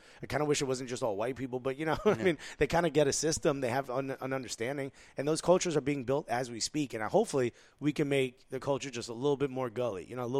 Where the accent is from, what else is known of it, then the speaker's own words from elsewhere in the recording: Newark, New Jersey, United States; I'm born and raised in Newark.